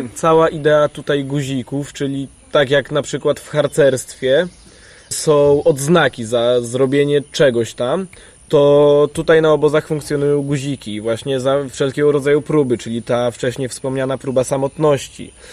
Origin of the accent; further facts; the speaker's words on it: Białystok, Podlaskie Voivodeship, Poland; Ja jestem z kolei z Białego Stoku